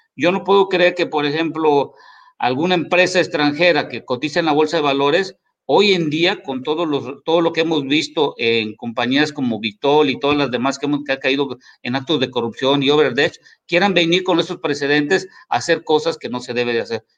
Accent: Mexico; aquí en México

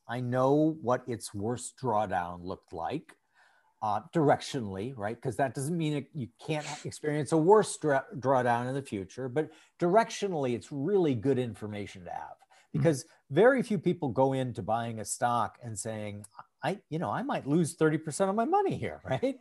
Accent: St. Paul, Minnesota, United States; I grew up in St. Paul, Minnesota

